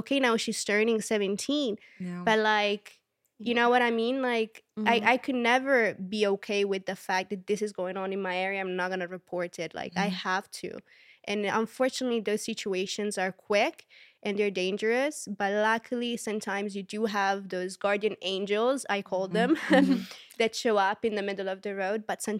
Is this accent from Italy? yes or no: yes; Southern Italy, Italy; Like, I'm from Southern Italy. Like, I am not gonna, you know, like, I'm the opposite.